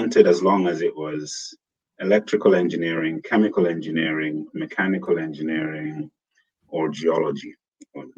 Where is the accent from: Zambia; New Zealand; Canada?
Zambia; moved away as an adult; also born or lived in United Kingdom / Tanzania; now in Silicon Valley, United States; I was born and raised in Zambia.